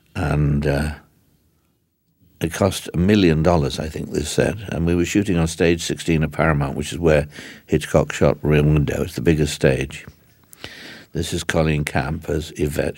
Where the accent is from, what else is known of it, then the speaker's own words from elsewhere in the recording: England, United Kingdom; also born or lived in London; when I was growing up, and in England